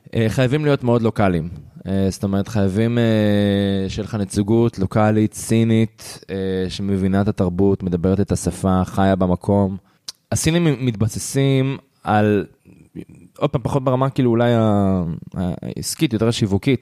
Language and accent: Hebrew; Israel; בתור ישראלי